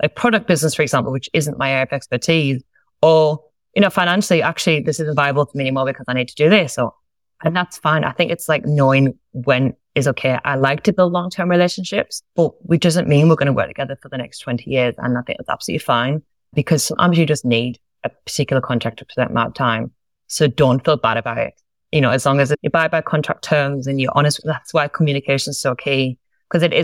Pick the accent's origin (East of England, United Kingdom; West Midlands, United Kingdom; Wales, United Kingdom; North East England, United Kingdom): North East England, United Kingdom; Sunderland; moved away as an adult; now in Australia; I'm from a place called Sunderland in England, and I've been in Australia several years now, and I get to stay here, which is wonderful. That's where I'm originally from